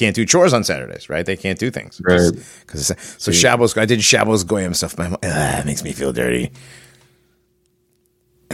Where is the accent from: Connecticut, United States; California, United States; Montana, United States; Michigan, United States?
Connecticut, United States; West Hartford; growing up around West Hartford, I have a lot of Jewish friends growing up